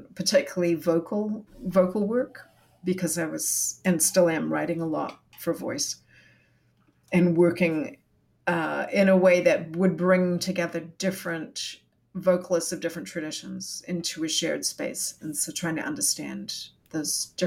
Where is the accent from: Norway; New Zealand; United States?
New Zealand; moved away as an adult; also born or lived in Singapore; now in Canada; I grew up in Aotearoa, New Zealand